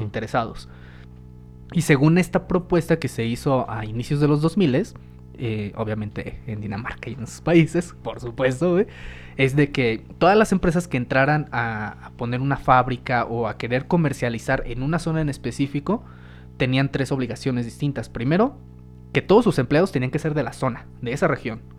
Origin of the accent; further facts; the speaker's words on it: Mexico; como mexicanos